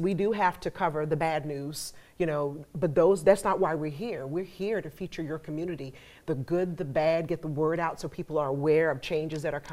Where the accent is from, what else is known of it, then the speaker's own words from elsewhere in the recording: Riceboro, Georgia, United States; also born or lived in Savannah, Georgia; I grew up in this community. I'm from Riceboro and finished school here